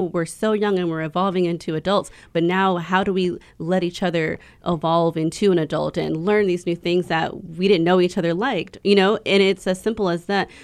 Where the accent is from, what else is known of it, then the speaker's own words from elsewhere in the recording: Houston, Texas, United States; I am from Houston, Texas, um, but I'm a descent from Polynesia, specifically s, the Samoan Islands